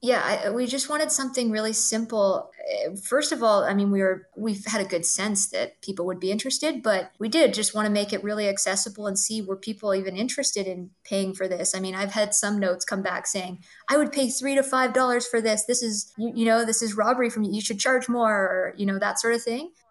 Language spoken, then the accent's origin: English; Toronto, Ontario, Canada; I'm a Toronto born girl, uh, so born and raised in Toronto.